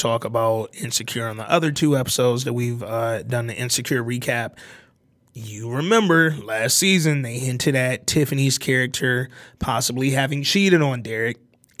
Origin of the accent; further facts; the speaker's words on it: California, United States; especially growing up in Cali